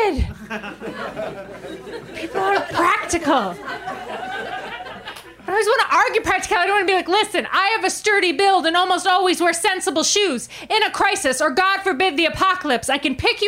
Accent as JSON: {"language": "English", "region": "Maine", "country": "United States", "tie": "born or raised there", "moved": "yes", "said": "I grew up in Maine, and Mainers aren't a very vain people."}